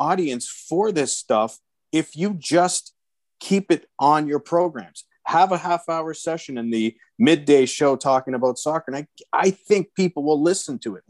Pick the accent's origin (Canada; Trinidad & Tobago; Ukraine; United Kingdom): Canada; My first exposure to swagger as a Canadian was Donovan Bailey.